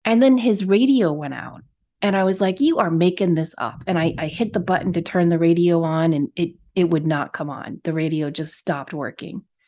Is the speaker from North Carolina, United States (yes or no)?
no; Connecticut, United States; moved away; I grew up in Connecticut